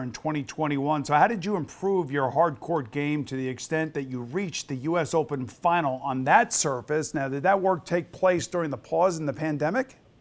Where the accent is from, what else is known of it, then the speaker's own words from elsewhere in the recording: New York, United States; I am a New Yorker